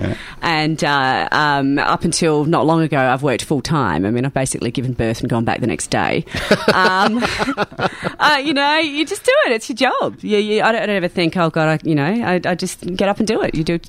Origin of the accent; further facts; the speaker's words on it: Adelaide, South Australia, Australia; also born or lived in Townsville / Sydney; now in Melbourne, Australia; I'm from Adelaide and Lawrence is from Cairns, and we met in Townsville on a construction site